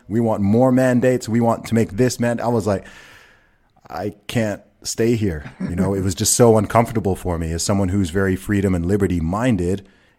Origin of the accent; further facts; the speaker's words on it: Saudi Arabia; I grew up in the Middle East, you know, I grew up in Saudi Arabia.